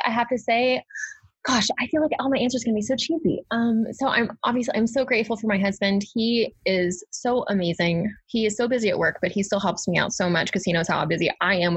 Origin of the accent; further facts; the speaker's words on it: Arkansas, United States; I'm from Arkansas